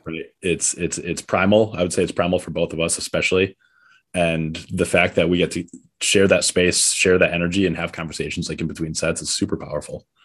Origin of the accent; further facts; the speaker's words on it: Connecticut, United States; moved away as an adult; also born or lived in Seattle; now in New York City, United States; I'm from Connecticut and I came to New York, like, my whole childhood, young adulthood